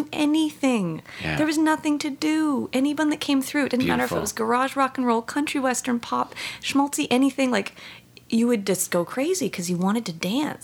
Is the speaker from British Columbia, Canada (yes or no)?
no; Kingston, Ontario, Canada; moved away as an adult; also born or lived in Montreal, Canada; now in Toronto, Canada; I came from Kingston, where there was one show a month or if